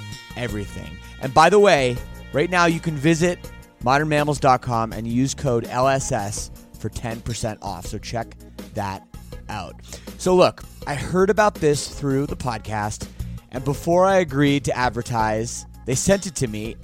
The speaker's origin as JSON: {"language": "English", "town": "Toronto", "region": "Ontario", "country": "Canada", "tie": "born or raised there", "said": "as a Canadian, born and raised in Toronto"}